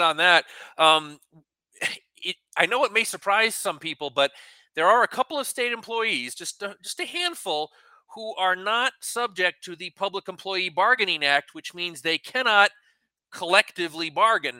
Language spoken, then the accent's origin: English; Connecticut, United States; now in New Mexico, United States; my home state's